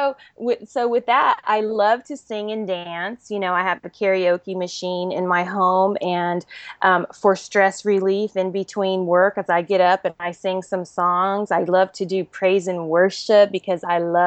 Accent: Germany; I was born and raised in Germany. My father was a military officer, an army officer. And so I grew up most of my life in Europe.

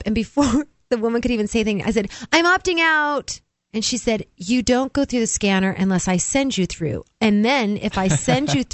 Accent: New Hampshire, United States; I am from New Hampshire.

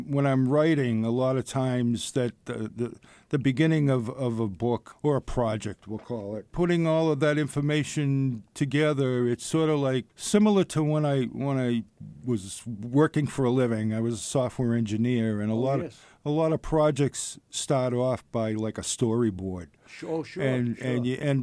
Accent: Massachusetts, United States; I was from Massachusetts

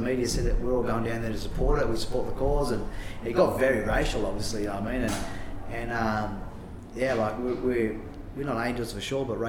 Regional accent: Sydney, New South Wales, Australia; growing up in Maroubra

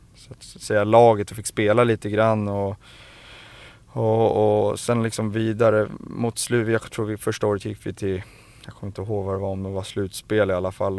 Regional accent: Stockholm, Stockholm County, Sweden; jag är uppväxt i Farsta

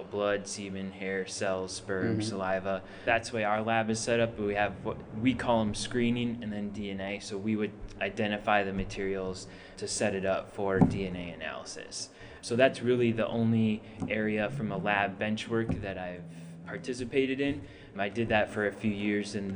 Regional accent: Fargo, North Dakota, United States; moved away as an adult; now in Phoenix, United States; Where I grew up in Fargo, North Dakota

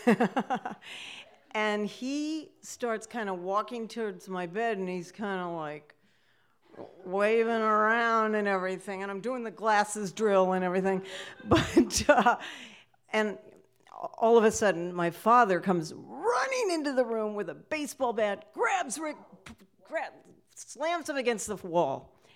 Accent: Sacramento, California, United States; I grew up in Sacramento, California

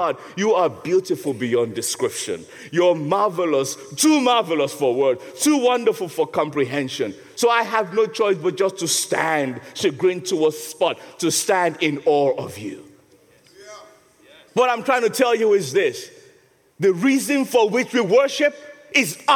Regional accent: Nigeria; now in England, United Kingdom; When I first came to England, you know, I'm a Nigerian

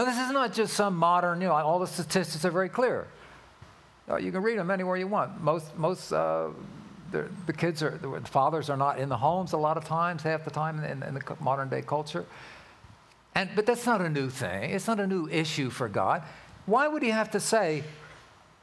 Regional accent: Philadelphia, Pennsylvania, United States; now in California, United States; I was born and raised in Philadelphia

